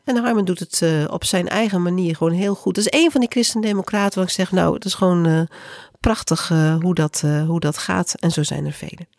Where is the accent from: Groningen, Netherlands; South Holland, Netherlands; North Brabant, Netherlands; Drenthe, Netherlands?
Groningen, Netherlands; ik kom zelf uit Groningen